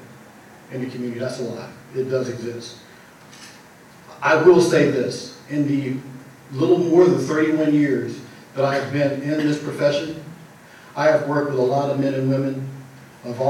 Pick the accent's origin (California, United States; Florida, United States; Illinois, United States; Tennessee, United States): California, United States; Richmond; as an African-American male growing up in Richmond and still living in Richmond